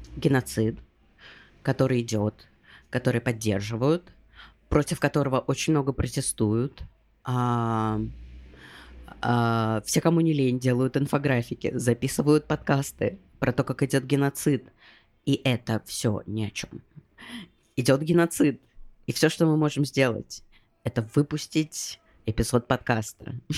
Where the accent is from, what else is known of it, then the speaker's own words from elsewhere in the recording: Russia; moved away as an adult; я уехала из России, но как бы э, давление российского паспорта